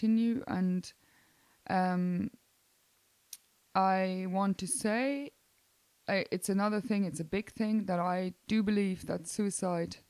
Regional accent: Kamp-Lintfort, North Rhine-Westphalia, Germany; I am born in Kamp-Lintfort, which is the nearest city to that would be Düsseldorf. So I'm Niederrhein.

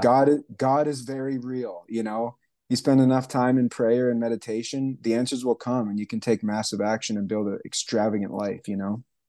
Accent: Canada; moved away as an adult; also born or lived in Hawaii / Alaska / Indonesia; now in Asheville, United States; I was born and raised in Canada. I left there when I was about nineteen

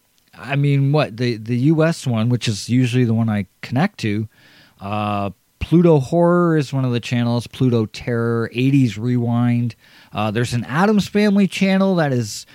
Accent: Canada; For my home country

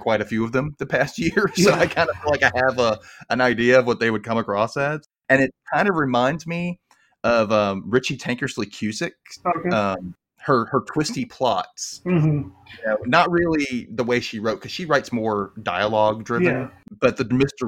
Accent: the South, United States; I grew up in the South. I hear Southern accents and I know they're there, but I don't pay attention to it because that's our accent down here.

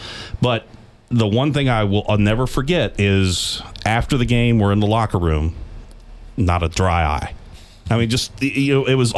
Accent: Florida, United States; moved away as an adult; when I grew up in Florida out of high school.

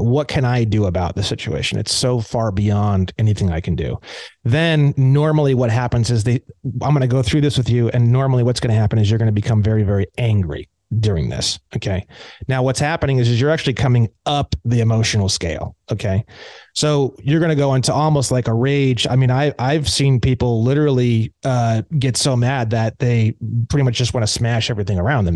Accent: Indiana, United States; now in California, United States; I grew up in Indiana

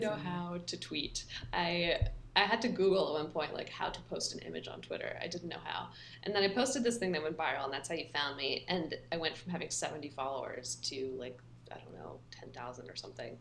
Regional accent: Palo Alto, California, United States; I grew up in Palo Alto

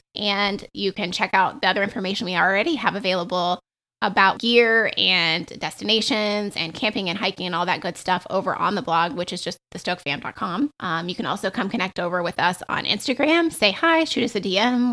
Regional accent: the South, United States; I grew up in the South

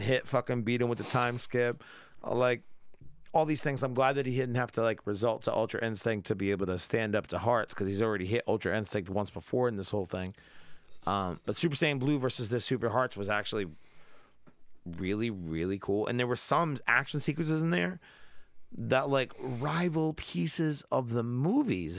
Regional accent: Rhode Island, United States; we're from Rhode Island

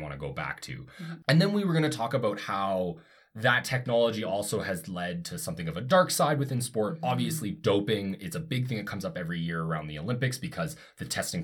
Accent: Canada; I'm from Canada

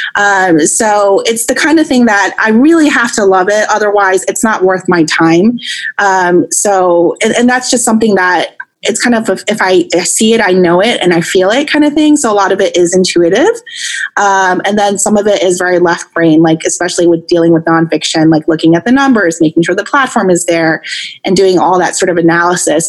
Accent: Long Island, New York, United States; now in Northern California, United States; I, I grew up in Long Island, New York, actually, and my entire family is on the East Coast. So I'm actually in Northern California

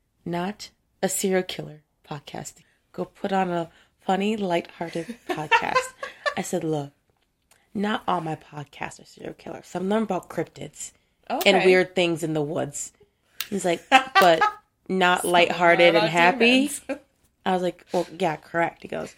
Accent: Minnesota, United States; we're from Minnesota.

